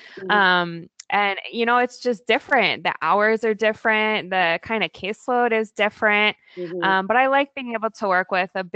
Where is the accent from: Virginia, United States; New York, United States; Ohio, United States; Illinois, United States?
Virginia, United States; also born or lived in California / Oregon / Maryland; now in Portland, United States; I grew up in Virginia, but we moved to the West Coast.